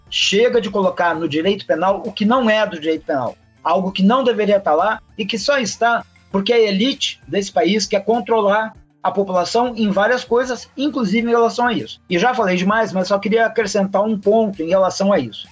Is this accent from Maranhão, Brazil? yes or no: no; Rio Grande do Sul, Brazil; do meu estado natal, Rio Grande do Sul